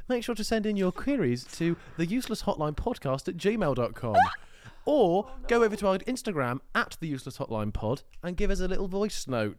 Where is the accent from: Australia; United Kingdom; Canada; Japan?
United Kingdom; Us Brits.